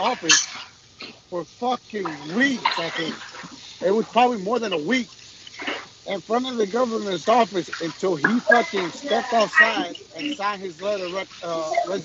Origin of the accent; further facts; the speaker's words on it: Puerto Rico; moved away; I'm from Puerto Rico.